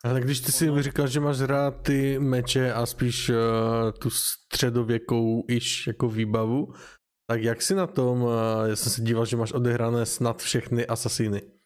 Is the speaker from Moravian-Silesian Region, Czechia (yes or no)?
yes; Ostrava, Moravian-Silesian Region, Czechia; Já jsem z Ostravy